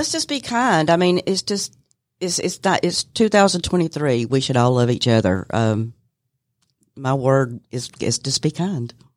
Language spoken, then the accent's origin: English; Cartersville, Georgia, United States; was born and raised in Bartow County